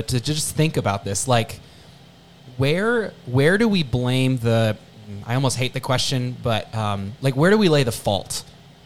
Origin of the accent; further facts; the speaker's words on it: United States; I'm an American